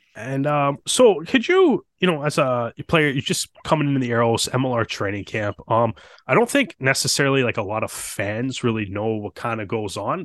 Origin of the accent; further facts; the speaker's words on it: Toronto, Ontario, Canada; we're we're from Toronto